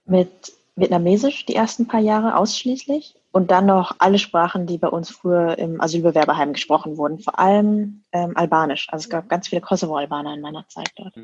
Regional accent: Lower Bavaria, Germany; accent: standard German (no Bavarian); Ich bin in Niederbayern aufgewachsen, aber ich spreche jetzt gerade, wie ich spreche

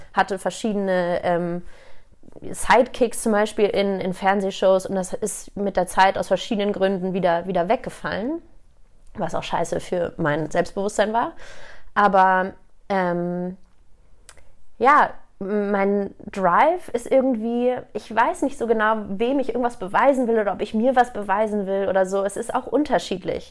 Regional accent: Hamburg, Germany; moved away as an adult; now in Munich, Germany; gebürtige Hamburgerin, seit zehn Jahren jetzt aber schon in München

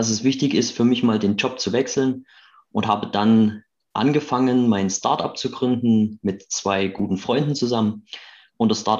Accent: Chemnitz, Saxony, Germany; Ähm, ich bin Chemnitzer aus der ähm, Arbeiterstadt im schönen Sachsen.

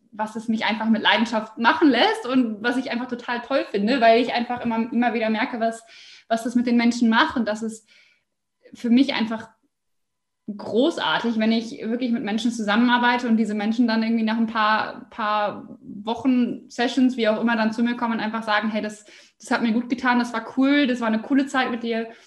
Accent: Osnabrück, Lower Saxony, Germany; Jawohl, also … ich komme aus Osnabrück bin jetzt 28 Jahre alt

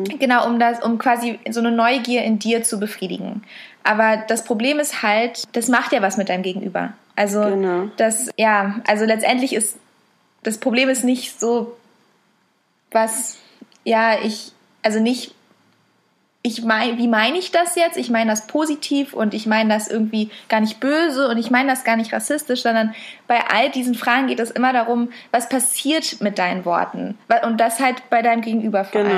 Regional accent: Berlin, Germany; von uns auch viel eher als Berlinerin als so wirklich Deutsche

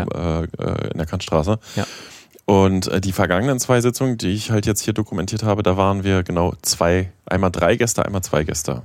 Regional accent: West Germany, Germany; moved away as an adult; now in East Germany, Germany; ich komme aus dem Westen, ich habe eine bestimmte Vorerfahrung. Ja, ich bin jetzt auch schon seit fast 20 Jahren in Ostdeutschland

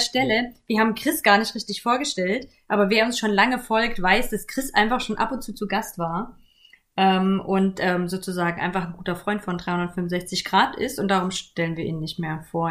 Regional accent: Germany; ich bin in der DDR groß geworden, so zumindest die ersten acht Jahre

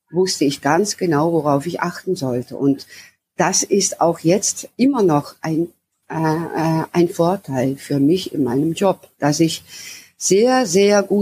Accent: the south, Netherlands; also born or lived in Amsterdam; now in Groningen, Netherlands; Ich bin im Süden aufgewachsen und war äh, 25 Jahre lang in der Randstadt

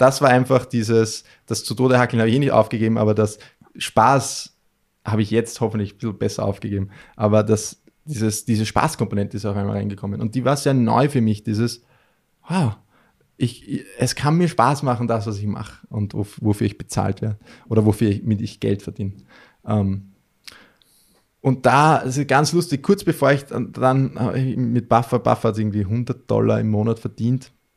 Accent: Melk, Lower Austria, Austria; in meiner Heimatstadt in Melk, das ist so ein kleines mhm. Stadtteil äh, in Niederösterreich

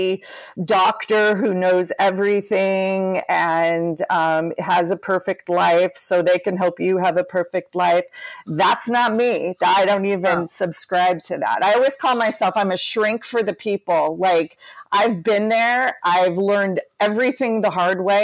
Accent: Southern California, United States; I've been born and raised in Southern California

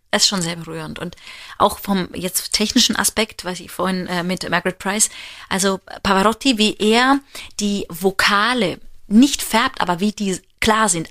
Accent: Germany; wir als Deutsche

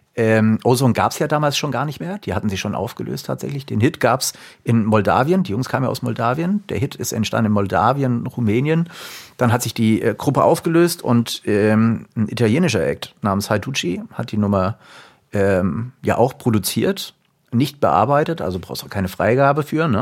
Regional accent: Frankfurt area, Taunus, Hesse, Germany; moved away as an adult; wieder zurück in meine alte Heimat zu gehen. Gründe dafür waren eher privater Natur. Alte Heimat heißt im Frankfurter Raum, im Taunus

